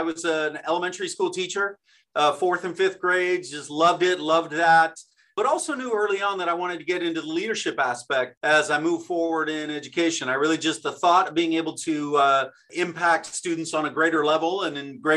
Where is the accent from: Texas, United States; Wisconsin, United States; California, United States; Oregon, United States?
California, United States; Downey; I was selected as the superintendent of Downey Unified School District. It's my hometown